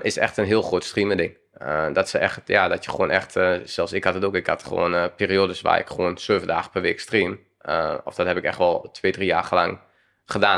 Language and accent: Dutch; Twente, Overijssel, Netherlands; ik kom uit Twente. Dan speelde ik daar in ja, selectie-elftal